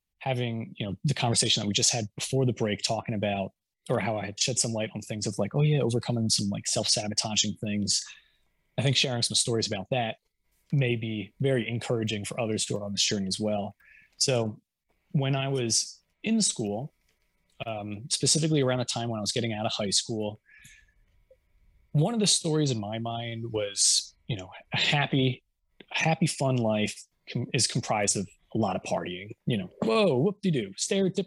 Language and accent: English; New Jersey, United States; I grew up in Jersey